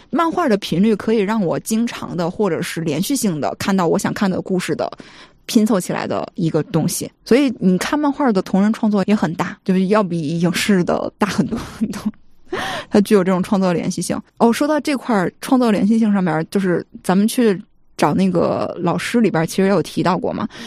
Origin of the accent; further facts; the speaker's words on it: China; 我作为一个中国人